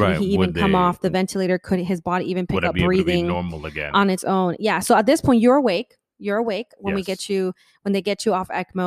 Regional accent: Florida, United States; we're from Florida

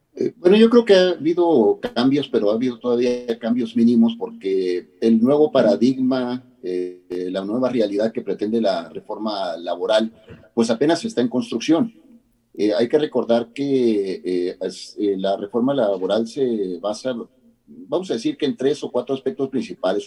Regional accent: Mexico

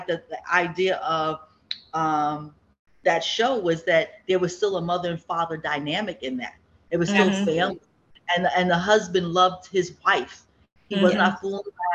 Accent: Bergen County, New Jersey, United States; Where I grew up in Bergen County

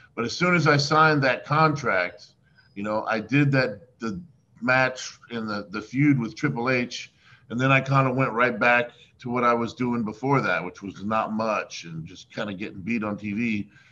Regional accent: Miami, Florida, United States; I grew up in Miami, Florida

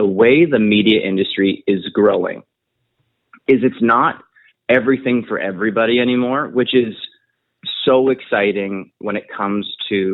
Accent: Prince George, British Columbia, Canada; moved away; I actually got to film it in my hometown of it's called Prince George, British Columbia. I grew up there

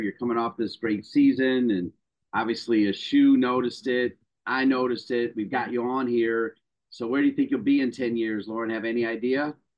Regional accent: Toledo, Ohio, United States; I'm from Toledo

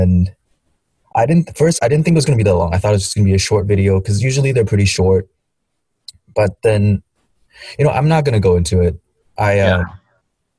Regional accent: China; moved away; growing up in China

